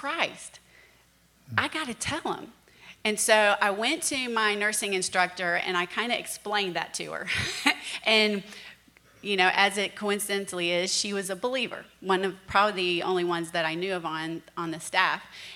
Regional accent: Virginia Beach, Virginia, United States; I grew up in Virginia Beach, Virginia

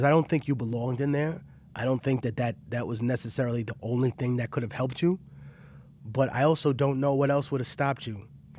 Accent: Peru; the place I'm from Peruvian mummification.

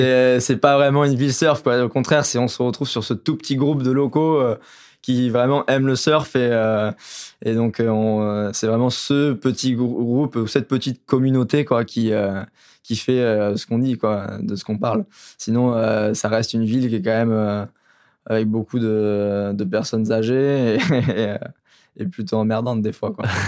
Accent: Royan, Nouvelle-Aquitaine, France; chez nous à Royan, on avait à l'époque, mon époque, on n'était pas beaucoup de jeunes

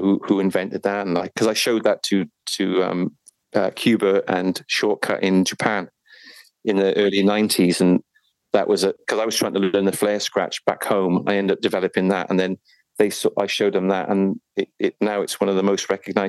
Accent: Folkestone, South East England, United Kingdom; born there; I was I was born in Folkestone in Kent, and my dad was in the army

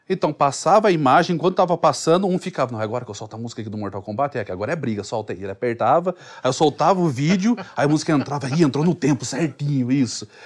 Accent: Sorocaba, São Paulo, Brazil; Mas antigamente eu é, o, o sotaque eu achava ruim, né? Que eu sou de Sorocaba, então lá é meio que porta, porteira, portão.

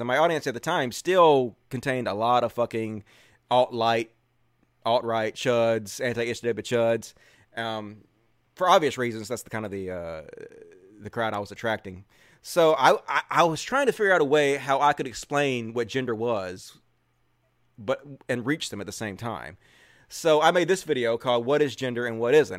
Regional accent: Mississippi, United States; I grew up in Mississippi around people who are not really trans or gay friendly

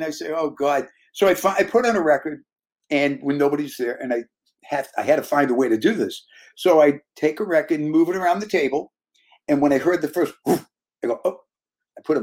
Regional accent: Boston, Massachusetts, United States; moved away as an adult; also born or lived in New York; growing up in Boston where rock and roll, R&B, you know, you heard them all together, country, folk, the whole deal.

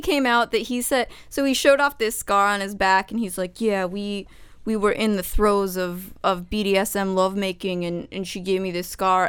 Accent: Arizona, United States; my home state of Arizona

